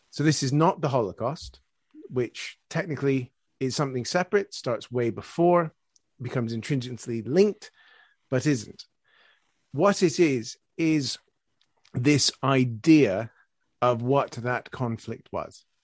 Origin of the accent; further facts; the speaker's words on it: Canada; now in United Kingdom; Yeah, as a Canadian, yeah, we, the only, the only armored, fully equipped division defending Britain after Dunkirk was the first Canadian one